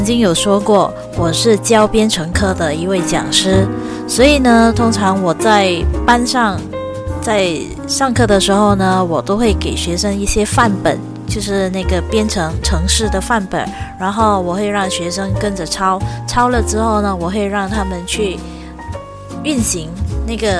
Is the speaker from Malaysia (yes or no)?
yes; Malaysia; 嗨，大家好，